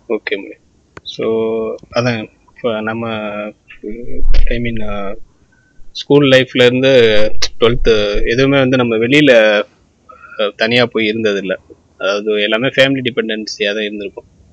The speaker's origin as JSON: {"language": "Tamil", "town": "Ramanathapuram", "region": "Tamil Nadu", "country": "India", "tie": "born or raised there", "said": "நாங்கள் எங்கள் ஊர்லேருந்து ராமநாதபுரத்துலேருந்து"}